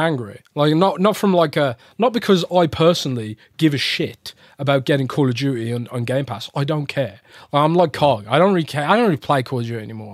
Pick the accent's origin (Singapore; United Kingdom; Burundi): United Kingdom; as a Brit